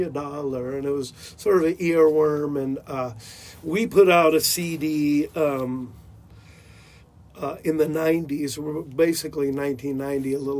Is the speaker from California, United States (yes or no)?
yes; La Mesa, California, United States; I grew up in San Diego, a little nook called La Mesa, California.